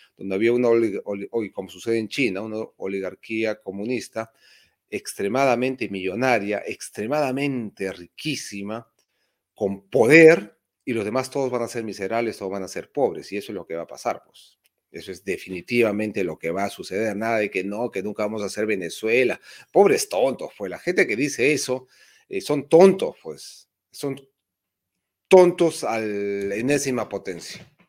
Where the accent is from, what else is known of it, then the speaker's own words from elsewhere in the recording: Peru; Soy del Perú profundo y no lo niego, más bien estoy orgulloso, un hispano del Perú profundo